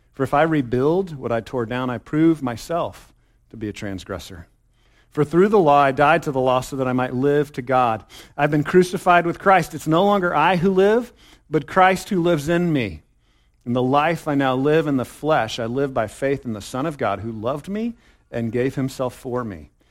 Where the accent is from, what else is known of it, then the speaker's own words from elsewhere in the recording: Texas, United States; I'm a Texan, okay? I'm a Texan, Texas, sorry, Texas, all hail the mighty state